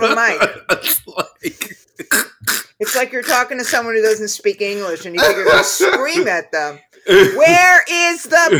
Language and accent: English; New York City, New York, United States; even as a New Yorker